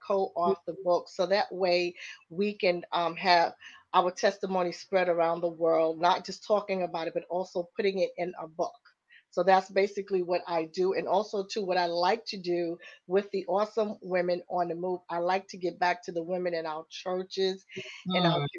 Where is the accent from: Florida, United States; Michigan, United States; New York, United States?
New York, United States; New York City; I am from Queens, New York